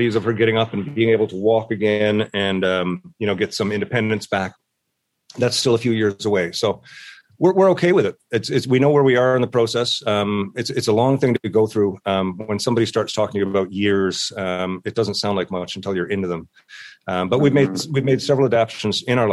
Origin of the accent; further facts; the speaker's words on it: St. John's, Newfoundland and Labrador, Canada; moved away as an adult; now in Ontario, Canada; I am from St. John's, Newfoundland, living in Ontario these days